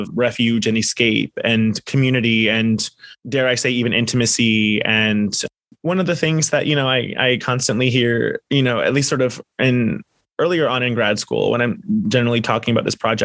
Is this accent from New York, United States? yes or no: no; South Florida, United States; I grew up in South Florida, but my father's family is all from East Tennessee, Southwest Virginia area